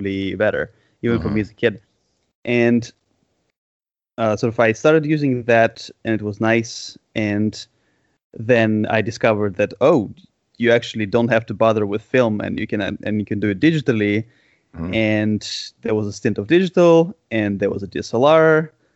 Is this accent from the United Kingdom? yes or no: no; Moscow, Russia; growing up in Moscow in the 90s